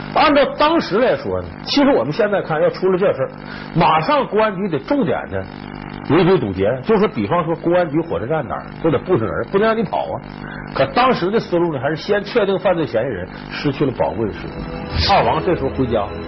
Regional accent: Northeast China, China; accent: Northeastern; 咱们东北话叫撕巴起来了

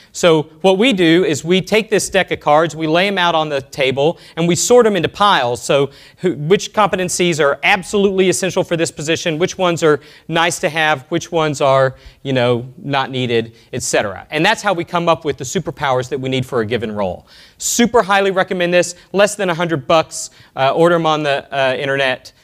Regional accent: Austin, Texas, United States; from Austin, Texas, my hometown

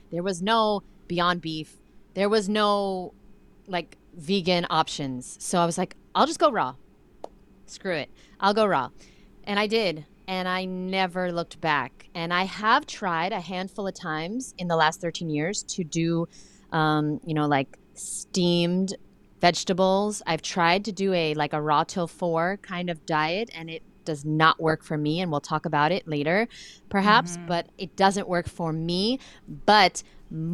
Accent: New York City, New York, United States; I'm from Brooklyn, New York

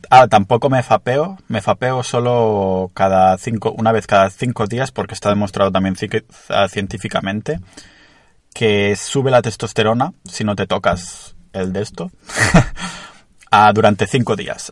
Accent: a town near Barcelona, Catalonia, Spain; estoy en mi pueblo cerca de Barcelona

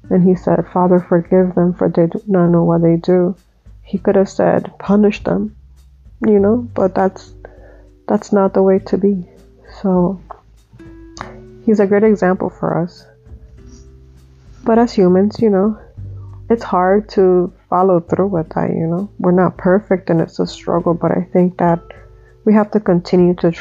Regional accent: Dominican Republic; When I was about 8 years old, I think, 7, 8 years old, I was growing up in Dominican Republic

